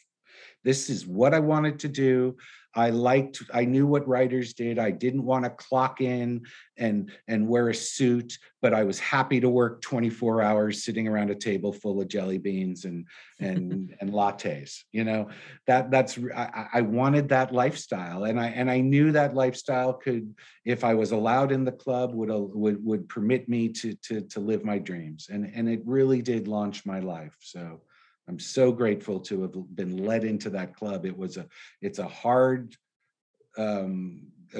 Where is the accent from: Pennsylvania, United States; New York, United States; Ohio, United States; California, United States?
California, United States; San Francisco; also born or lived in Los Angeles; Growing up in San Francisco